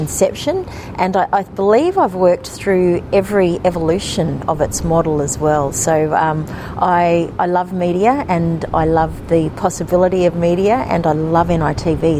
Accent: Alice Springs, Northern Territory, Australia; I'm from Alice Springs, you know, which is often seen as the heartland of Indigenous media

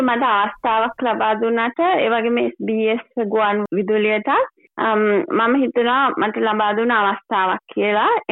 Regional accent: Sri Lanka; now in Melbourne, Australia; අපි මේ ඔස්ට්‍රේලියාවට ඇවිල්ලා ශ්‍රී ලාංකිකයන් විදිහට

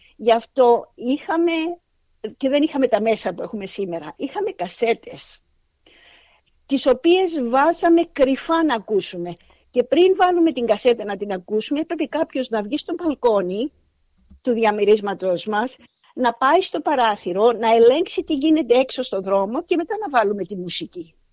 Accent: Cyprus; moved away as an adult; also born or lived in Athens, Greece; now in Australia; κατάγομαι από Κύπρο. Λοιπόν, έζησα τα παιδικά μου χρόνια την εποχή της Αγγλοκρατίας.

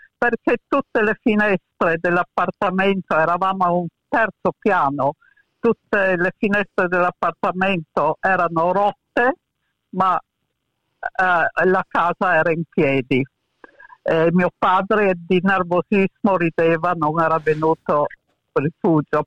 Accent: Muggia, Friuli-Venezia Giulia, Italy; also born or lived in Pula, Croatia / Venice; Muggia è una cittadina in provincia di Trieste dove sono cresciuta

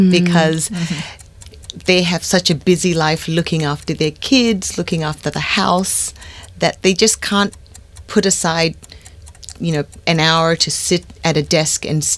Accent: Australia; first language English

